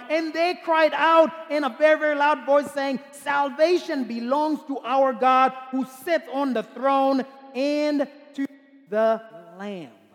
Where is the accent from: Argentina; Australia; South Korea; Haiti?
Haiti; I'm from Haiti